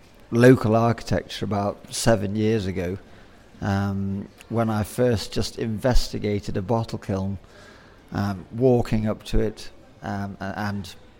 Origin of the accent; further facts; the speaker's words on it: Zimbabwe; born there; My parents left the UK to go and work overseas, and I was born in Rhodesia. And I came over here every 3 years for the family holiday.